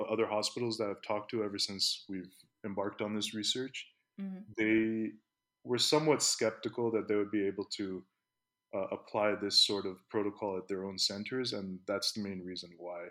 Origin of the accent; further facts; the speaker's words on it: Palo Alto, California, United States; moved away as an adult; also born or lived in Pakistan; now in Las Vegas, United States; I grew up in Palo Alto